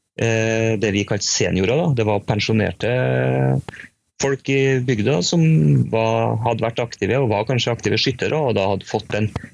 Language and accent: Norwegian; Trøndelag, Norway; also born or lived in Spain; er jeg trønder